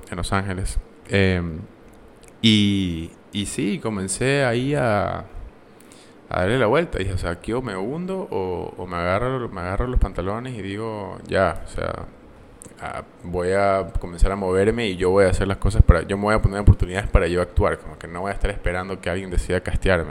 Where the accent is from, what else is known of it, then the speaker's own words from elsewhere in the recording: Ecuador; moved away as an adult; also born or lived in United States; poder representar a mi, país